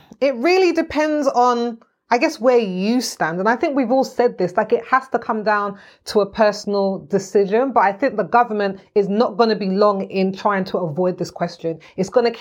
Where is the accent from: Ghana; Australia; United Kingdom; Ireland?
United Kingdom; as a member, as a British public member or whatever, member of the British public